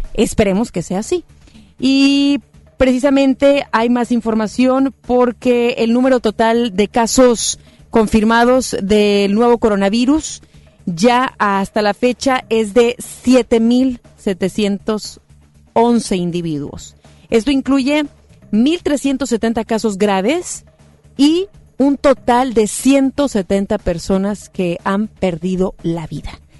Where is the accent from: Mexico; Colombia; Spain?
Mexico; como mexicanos